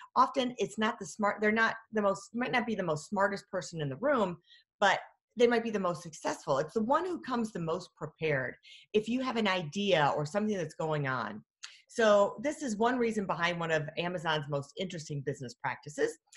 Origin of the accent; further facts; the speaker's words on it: Michigan, United States; I'm from Michigan, Great Lakes